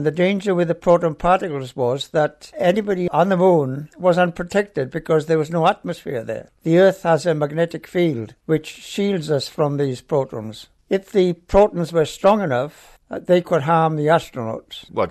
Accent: Wales, United Kingdom; accent: Welsh; moved away as an adult; also born or lived in London / Woomera, Australia; now in Australia; I've got a Welsh accent.

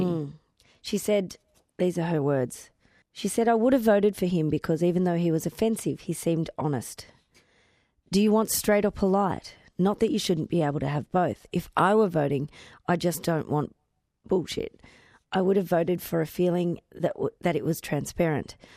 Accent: Victoria, Australia; moved away; I grew up on the Murray

